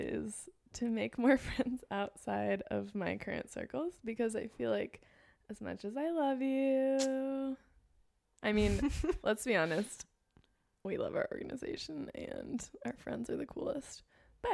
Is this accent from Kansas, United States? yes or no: no; Los Angeles, California, United States; accent: LA; LA accent